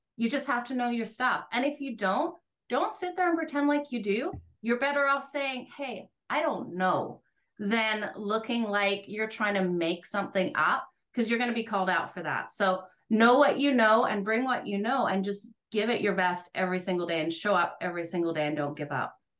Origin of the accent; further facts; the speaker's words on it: Australia; also born or lived in Alberta, Canada; now in Canada; I grew up playing it in Australia. When I moved to Canada, I played for Team Alberta.